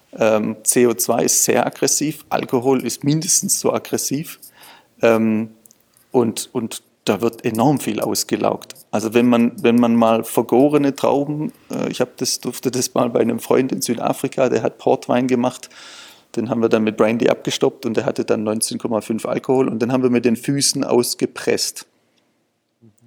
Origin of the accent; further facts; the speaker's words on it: Swabia, Baden-Württemberg, Germany; ich bin ja auch Schwabe